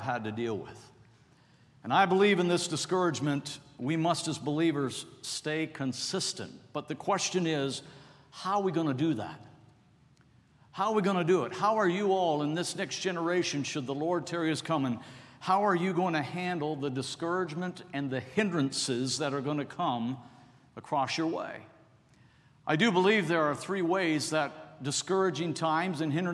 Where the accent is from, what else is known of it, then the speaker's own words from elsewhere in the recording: Toronto, Ontario, Canada; now in United States; I was born and raised in Toronto